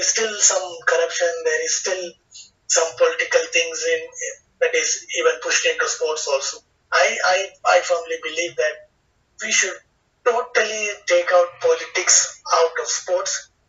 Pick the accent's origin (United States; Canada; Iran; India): India; as an Indian citizen, as a sports professional in India